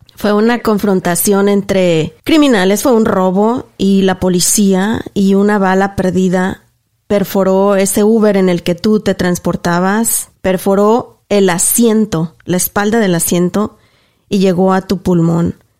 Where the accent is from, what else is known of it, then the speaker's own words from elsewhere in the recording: Mexico; yo soy de México también, y yo soy de un pueblo donde no tenía ni para comer